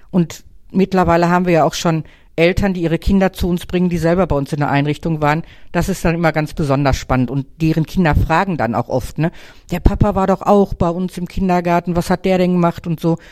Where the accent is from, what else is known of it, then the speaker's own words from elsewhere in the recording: Wanne-Eickel, North Rhine-Westphalia, Germany; born there; Wanne Eikler Urgestein. Ich bin in Wanne Eikler geboren.